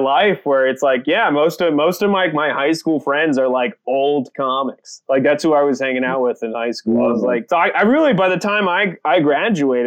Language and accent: English; Apex, North Carolina, United States; born or raised there; also born or lived in San Francisco, California / El Salvador